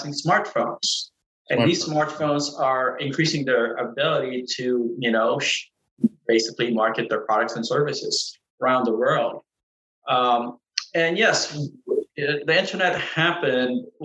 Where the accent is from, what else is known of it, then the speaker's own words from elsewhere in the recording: Norfolk, Virginia, United States; growing up in Norfolk, Virginia